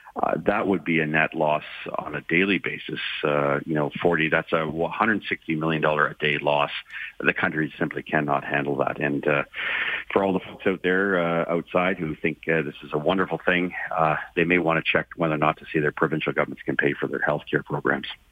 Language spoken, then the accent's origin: English; Ontario, Canada; I'm from Ontario.